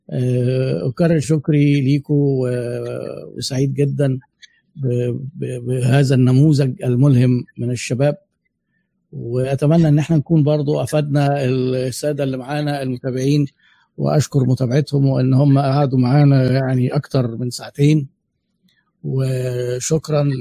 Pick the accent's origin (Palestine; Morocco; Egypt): Egypt; احنا بقى مصريين زي بعض